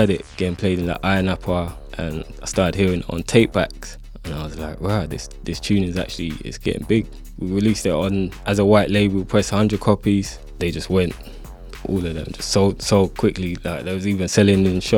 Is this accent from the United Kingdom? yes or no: yes; London, United Kingdom; from Northwest London